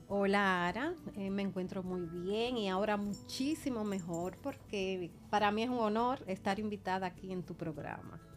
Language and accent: Spanish; La Vega, Dominican Republic; moved away; soy de La Vega